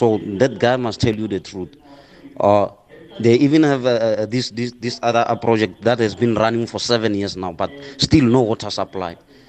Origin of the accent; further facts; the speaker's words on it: Motwaneng, Limpopo, South Africa; I'm from the very same village that we're talking about now. I'm from Motwaneng.